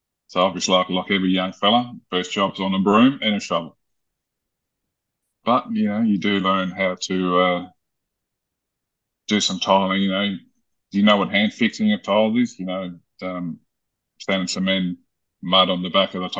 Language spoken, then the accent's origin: English; Germany; moved away; I was born in Germany into a family of a tiling company